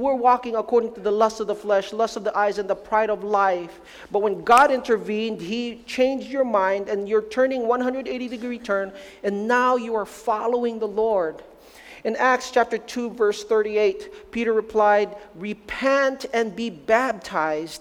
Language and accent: English; Philippines; moved away; I'm Filipino to the max, born in the Philippines, raised in the Philippines.